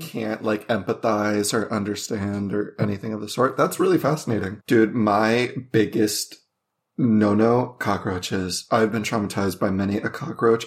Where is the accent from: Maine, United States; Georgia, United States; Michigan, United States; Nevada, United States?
Nevada, United States; Las Vegas; I grew up in Vegas, and it was either hot or cold